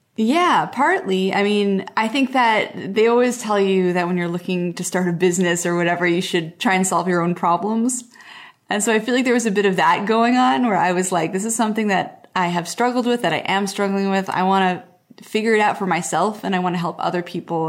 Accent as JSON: {"language": "English", "town": "Montreal", "region": "Quebec", "country": "Canada", "tie": "born or raised there", "also_born_or_lived": "Portland", "moved": "yes", "said": "I grew up in Montreal, which is, like, a big East Coast city, and then I moved to Portland"}